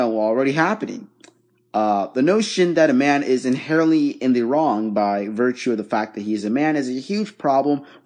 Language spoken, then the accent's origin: English; Dhaka, Dhaka Division, Bangladesh; now in United States; I don't live there. I live in the U.S., but I was born in Bangladesh. I was born in Dhaka, Bangladesh.